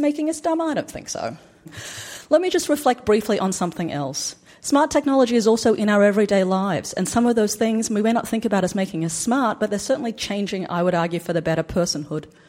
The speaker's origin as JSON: {"language": "English", "country": "Australia", "tie": "born or raised there", "said": "Black Australia from my hometown"}